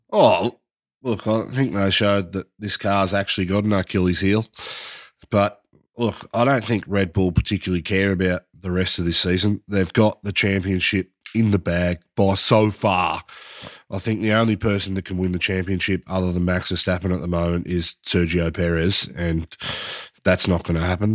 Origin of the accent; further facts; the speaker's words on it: Australia; us as Aussie fans